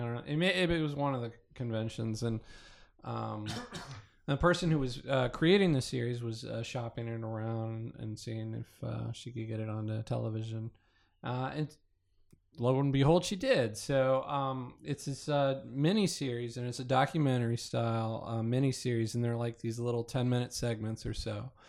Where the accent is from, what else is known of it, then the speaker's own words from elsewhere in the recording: Kansas, United States; moved away; I grew up in Kansas